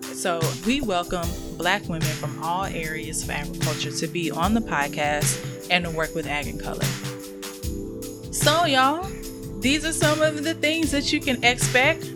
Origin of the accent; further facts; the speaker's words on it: North Carolina, United States; I'm from North Carolina